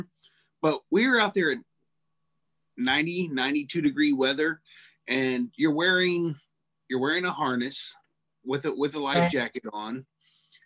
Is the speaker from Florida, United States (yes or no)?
yes; Florida, United States; I'm from Florida. I'm used to the heat